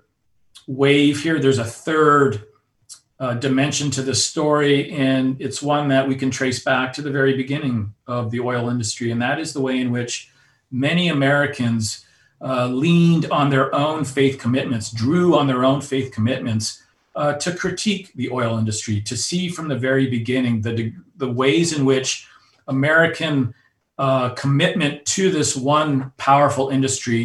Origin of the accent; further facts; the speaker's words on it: Alberta, Canada; my own personal background, growing up in Alberta, Canada, on the oil patch